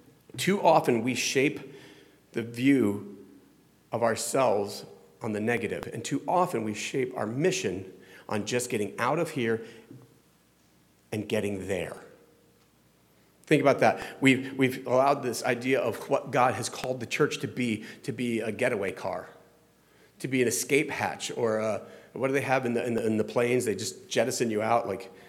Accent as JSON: {"language": "English", "region": "Midwest", "country": "United States", "said": "I'm from the South. I'm from the Midwest."}